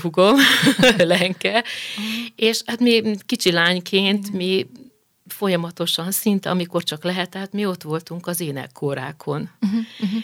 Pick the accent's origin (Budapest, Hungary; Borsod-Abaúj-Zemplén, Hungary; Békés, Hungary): Budapest, Hungary; Budafokra néhány év múlva kerültünk uh-huh. ki, mikor én már kisiskolás uh-huh. lettem